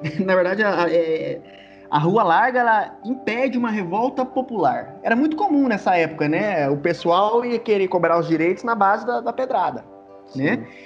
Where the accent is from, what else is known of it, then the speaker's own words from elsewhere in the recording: Minas Gerais, Brazil; eu sou lá de Minas Gerais